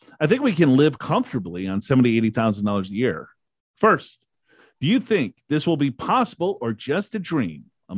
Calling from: California, United States; And I'm from California.

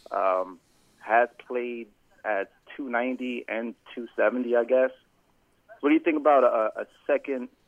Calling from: Philadelphia, Pennsylvania, United States; from Philadelphia.

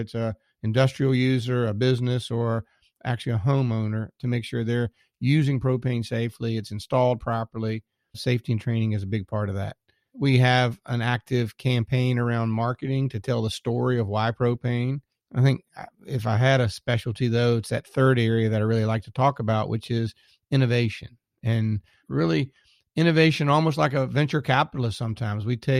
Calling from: Richmond, Virginia, United States; So I'm calling today from Richmond, Virginia.

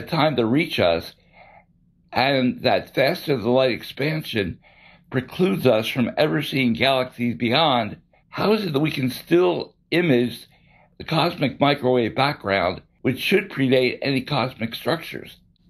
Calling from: Allentown, Pennsylvania, United States; from Allentown, PA.

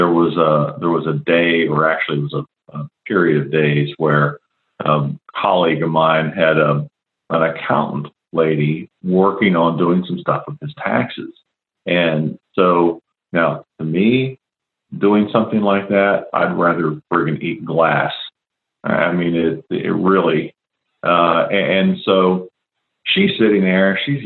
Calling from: West Chester, Ohio, United States; A little north of Cincinnati, Ohio. Okay. A town most people have never heard of called Westchester, Ohio.

